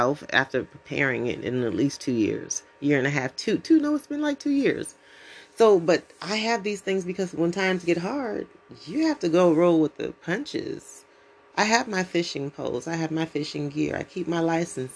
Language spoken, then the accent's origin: English; United States; As American citizens